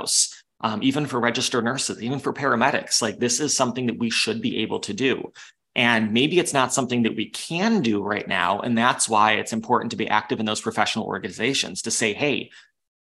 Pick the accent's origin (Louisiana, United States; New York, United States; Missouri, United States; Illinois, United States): New York, United States; Western; I grew up in Western New York